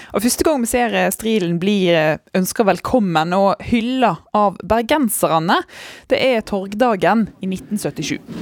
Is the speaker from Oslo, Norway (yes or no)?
no; Modalen, Vestland, Norway; Jeg er jo fra Modalen.